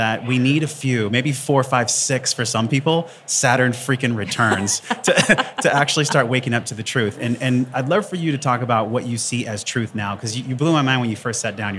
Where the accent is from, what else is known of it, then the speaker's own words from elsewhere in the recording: La Mesa, California, United States; growing up in East County, La Mesa